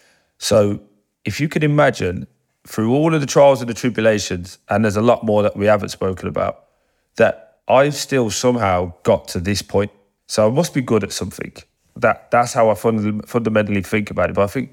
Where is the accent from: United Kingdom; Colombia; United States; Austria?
United Kingdom; Birmingham, West Midlands; And it went, you from Birmingham? I said, yeah.